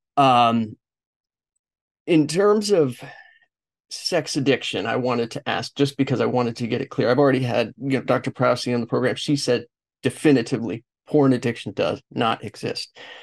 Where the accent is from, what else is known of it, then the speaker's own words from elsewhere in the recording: Los Angeles, California, United States; I am from Los Angeles